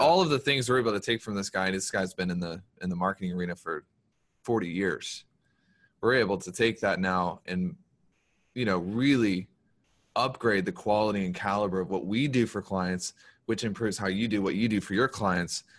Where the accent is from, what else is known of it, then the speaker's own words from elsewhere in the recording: the South, United States; we're from the South